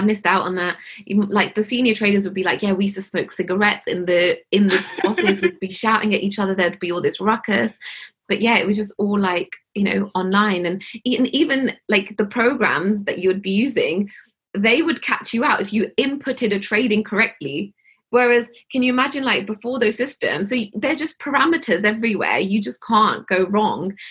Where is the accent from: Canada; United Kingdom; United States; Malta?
United Kingdom; Hounslow, London; I grew up in Hounslow in West London